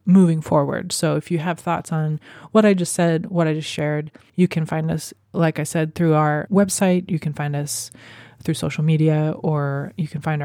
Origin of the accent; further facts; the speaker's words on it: Arlington, Washington, United States; moved away; I grew up in Arlington as well, so I am familiar with calling it home